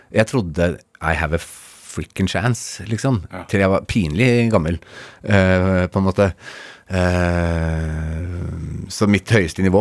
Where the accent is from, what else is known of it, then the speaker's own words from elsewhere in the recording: Agder, Norway; accent: Sørlandsk; Jeg snakker jo sørlandsk når jeg er på Sørlandet.